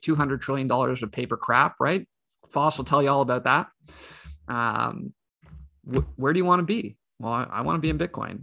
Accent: Canada; I'm Canadian.

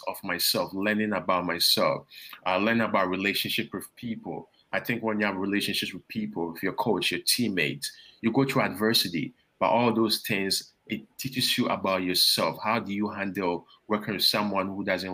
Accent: Ghana; also born or lived in Toronto, Canada; now in Baton Rouge, United States; growing up in Ghana, moving to Canada

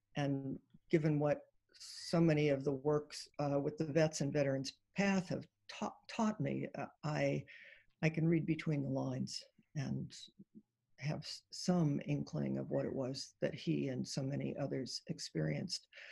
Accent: Ohio, United States; I was born in Ohio

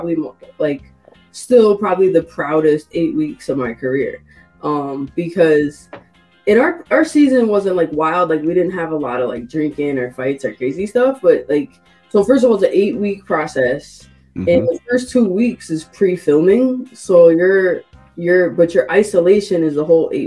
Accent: Springfield, Massachusetts, United States; I grew up, I was born and raised in Springfield, Massachusetts.

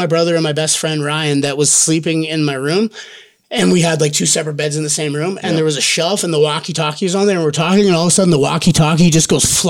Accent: Olds, Alberta, Canada; Olds, okay. Alberta.

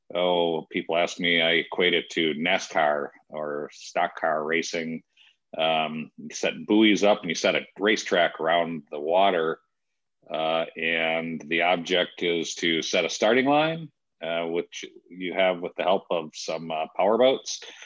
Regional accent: West Michigan, United States; Sailing uh, in our family, uh, growing up in West Michigan

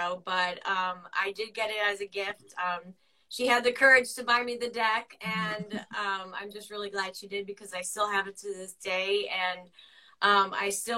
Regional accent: Pennsylvania, United States; the area I'm from. We're from Pennsylvania

